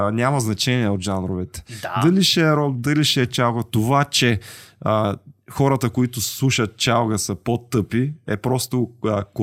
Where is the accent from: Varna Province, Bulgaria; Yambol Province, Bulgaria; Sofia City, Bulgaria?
Yambol Province, Bulgaria; Yambol; born there; now in Straldzha, Bulgaria; Роден съм в Ямбул, живея